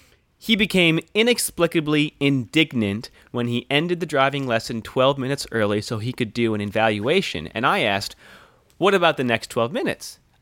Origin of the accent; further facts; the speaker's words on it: Des Moines, Iowa, United States; born there; I was born here in Des Moines, Iowa, and no, it was just a natural birth.